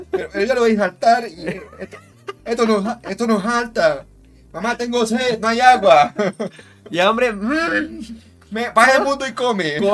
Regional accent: Colombia; ¿Qué nos une como colombianos?

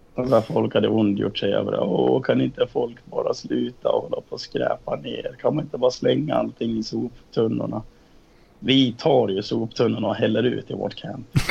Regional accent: Dalarna County, Sweden; moved away; När jag var här hemma i Dalarna.

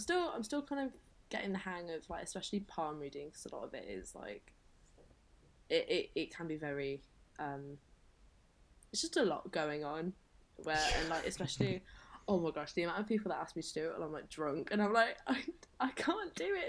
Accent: Quorn, East Midlands, United Kingdom; moved away as an adult; So I'm from Leicester. I was born and raised in Leicester, which is like East Midlands area of England. And my heritage is, so my dad is Jewish and Romani, and my mum is Welsh and English.

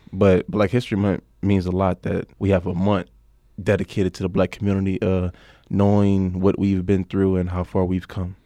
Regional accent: New Orleans, Louisiana, United States; moved away as an adult; I come from New Orleans, Louisiana

